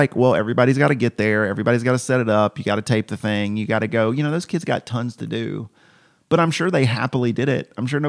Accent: Georgia, United States; Cause I grew up in Middle Georgia

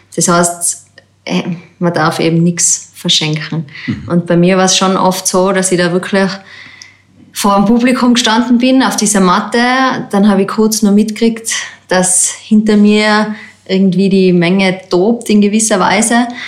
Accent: Zillertal, Tyrol, Austria; Das ist eigentlich mein Heimgebiet, wo ich aufgewachsen bin

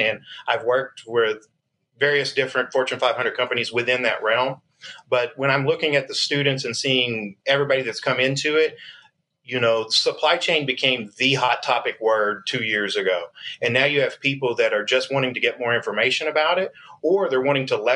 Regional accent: Arkansas, United States; Arkansas native here

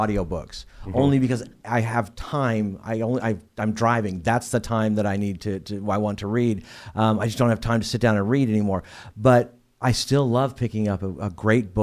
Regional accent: Warr Acres, Oklahoma, United States; now in Oklahoma City, United States; I grew up in War Acres

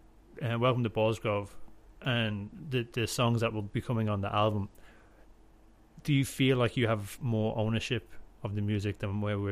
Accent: Drogheda, Leinster, Ireland; moved away as an adult; I have my own problems with Drogheda, like how I feel about what I achieved when I was living there, and I moved away, and I've been away for a long time

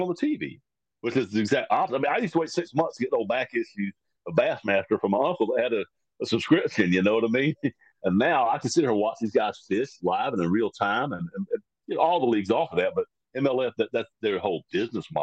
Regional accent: United States; I'm as American as anybody.

